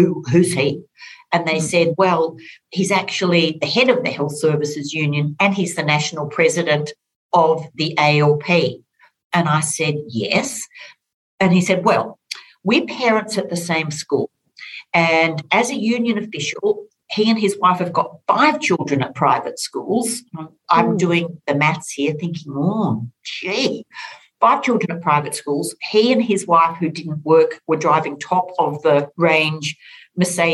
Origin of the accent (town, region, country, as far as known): Orange, New South Wales, Australia; born or raised there